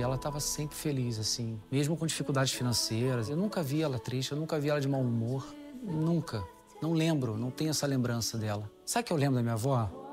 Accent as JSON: {"language": "Portuguese", "region": "Rio de Janeiro", "country": "Brazil", "tie": "born or raised there", "also_born_or_lived": "Japan", "moved": "as an adult", "lives_now": "Italy", "said": "Carioca, nascido e criado no Rio de Janeiro, porém, de origem de descendência italiana"}